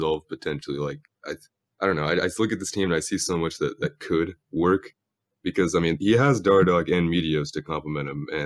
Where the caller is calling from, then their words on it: Camarillo, California, United States; I'm calling from Camarillo, California